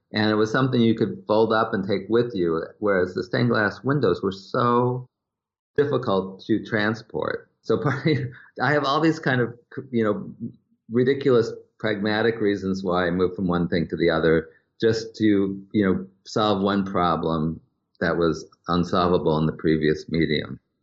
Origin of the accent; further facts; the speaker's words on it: Wisconsin, United States; growing up in Wisconsin